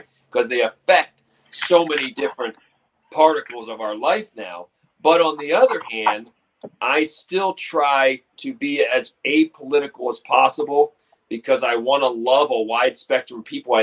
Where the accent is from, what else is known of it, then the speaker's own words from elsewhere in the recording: Baltimore, Maryland, United States; now in Utah, United States; being a child of Baltimore, growing up in Baltimore, where you have the four seasons